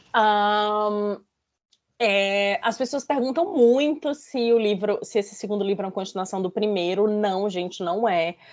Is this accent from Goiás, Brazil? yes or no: no; Fortaleza, Ceará, Brazil; moved away as an adult; also born or lived in Lisbon; now in London, United Kingdom; eu nasci em Fortaleza, né? É, é, morei a minha vida toda, lá, nasci no Ceará, morei minha vida toda em Fortaleza